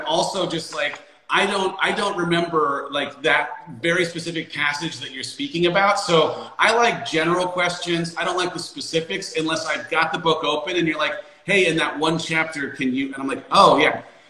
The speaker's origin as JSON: {"language": "English", "region": "Arizona", "country": "United States", "said": "We're from Arizona here, so there's a little rivalry."}